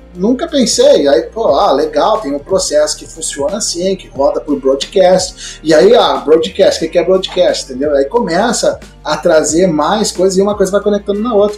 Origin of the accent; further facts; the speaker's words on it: Passo Fundo, Rio Grande do Sul, Brazil; moved away as an adult; also born or lived in Porto Alegre / São Paulo; Me criei em Passo Fundo, me mudei para lá enquanto criança